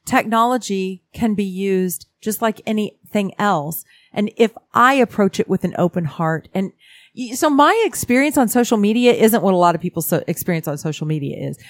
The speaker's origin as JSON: {"language": "English", "town": "Houston", "region": "Texas", "country": "United States", "tie": "born or raised there", "also_born_or_lived": "California", "said": "I grew up in Houston, Texas. I'm from California, but I spent most of my childhood in Houston, Texas."}